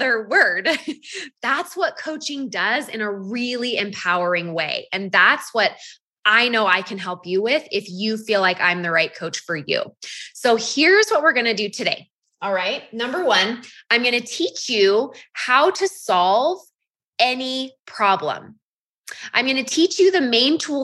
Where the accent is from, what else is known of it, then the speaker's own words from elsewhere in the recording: Half Moon Bay, California, United States; also born or lived in Utah; now in Draper, United States; I'm actually born and raised in Northern California, a little town called Half Moon Bay. That's where I grew up.